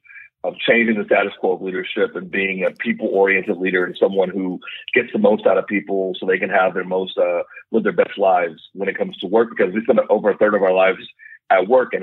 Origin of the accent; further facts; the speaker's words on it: Pittsburgh, Pennsylvania, United States; Yes, I'm a guy from Pittsburgh.